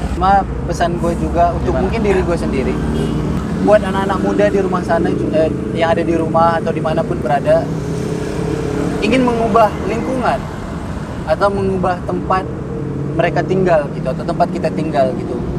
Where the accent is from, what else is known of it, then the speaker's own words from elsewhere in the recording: Medan, North Sumatra, Indonesia; moved away as an adult; now in Jakarta, Indonesia; Saya dari Medan